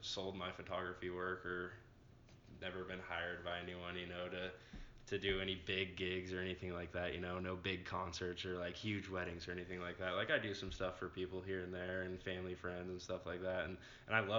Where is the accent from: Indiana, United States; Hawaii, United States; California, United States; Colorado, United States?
Colorado, United States; Longmont; I'm from Longmont, Colorado, a town near Denver